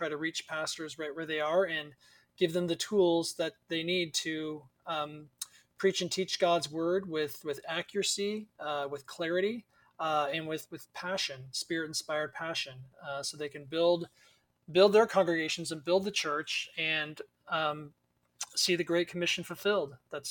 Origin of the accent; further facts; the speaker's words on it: Seattle, Washington, United States; moved away as an adult; also born or lived in Spokane, Washington / Chicago / Kansas; I grew up in the Seattle area of Washington State. Didn't grow up in a Christian home.